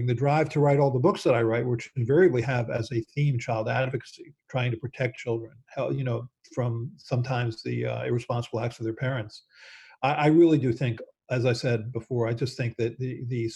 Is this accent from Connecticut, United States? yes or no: no; Baltimore, Maryland, United States; I grew up in Baltimore